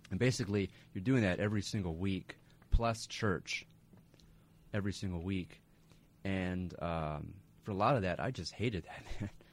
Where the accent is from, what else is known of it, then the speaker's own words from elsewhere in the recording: Grant County, New Mexico, United States; I grew up in uh, rural rural New Mexico